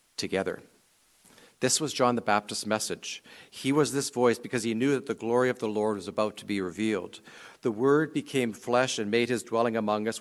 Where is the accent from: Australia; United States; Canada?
Canada; Canadian Prairies; I grew up on the Canadian prairies